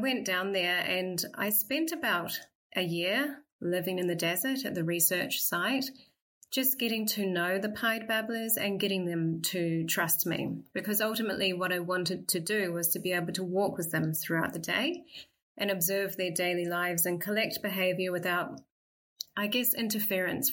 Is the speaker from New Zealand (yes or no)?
yes; New Zealand; also born or lived in Cambridge, United Kingdom; now in Perth, Australia; I grew up in New Zealand